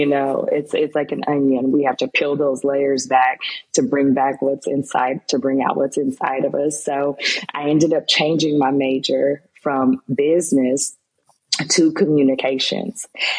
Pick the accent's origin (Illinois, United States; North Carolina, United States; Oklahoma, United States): Oklahoma, United States; Tulsa; moved away as an adult; also born or lived in Muskogee, Oklahoma / Los Angeles, California; now in Houston, United States; when I was around 5, actually, lived here until I was in the 3rd grade, and then I moved back to Tulsa, Oklahoma. And I grew up in Tulsa. I went to Broken Arrow High School. And then from there, I went on to the University of Oklahoma before moving to Los Angeles